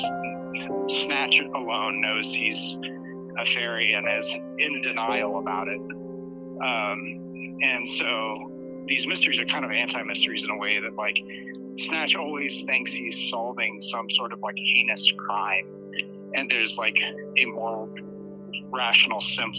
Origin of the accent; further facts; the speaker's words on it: Salem, Illinois, United States; now in New York City, United States; I grew up in Salem